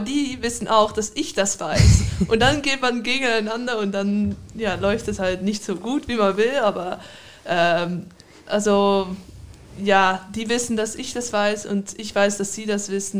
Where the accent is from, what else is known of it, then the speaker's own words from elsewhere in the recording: Amsterdam, North Holland, Netherlands; moved away; Ich bin in Amsterdam geboren